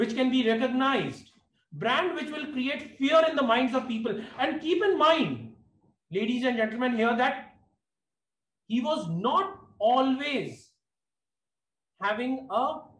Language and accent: English; India; as an Indian